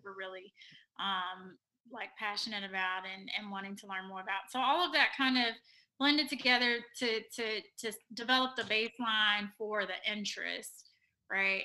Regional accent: Cincinnati, Ohio, United States; moved away as an adult; also born or lived in North Carolina / Philadelphia; now in Houston, United States; I am originally from Cincinnati, Ohio

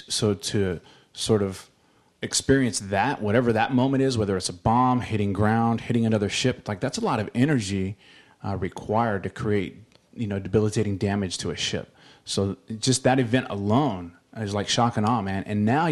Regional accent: United Kingdom; No, I'm British.

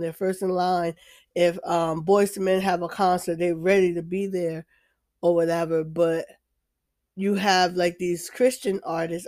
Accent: New Jersey, United States; now in Deep South, United States; I'm in the Deep South, I'm from New Jersey, but I'm in the Deep South

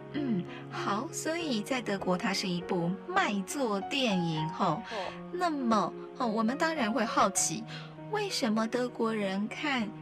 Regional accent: Taitung County, Taiwan; 我是台东人

